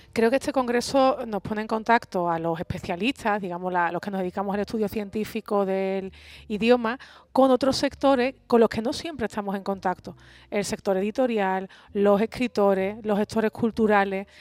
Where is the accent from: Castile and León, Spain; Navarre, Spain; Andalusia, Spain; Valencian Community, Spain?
Andalusia, Spain; para mí como andaluza es un motivo de, muchísimo, de muchísimo orgullo